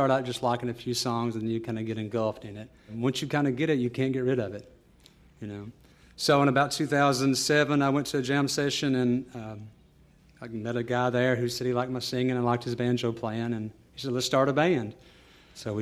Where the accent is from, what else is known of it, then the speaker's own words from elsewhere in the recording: Owsley County, Kentucky, United States; I'm from Owsley County, Kentucky, which is Eastern Kentucky. I grew up with a very supportive family of music.